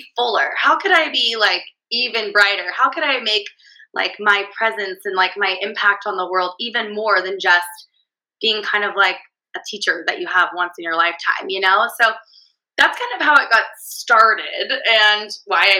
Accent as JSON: {"language": "English", "region": "California", "country": "United States", "accent": "California accent; valley girl", "said": "my California accent"}